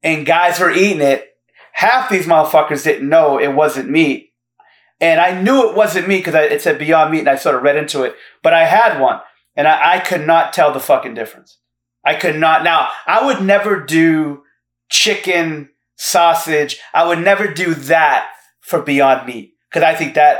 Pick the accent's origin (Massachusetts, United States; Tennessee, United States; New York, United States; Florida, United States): Massachusetts, United States; Fall River; I'm from Fall River, Massachusetts.